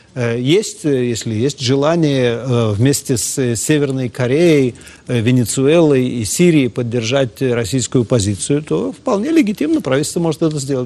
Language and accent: Russian; Ukraine; now in Israel; я родился на Украине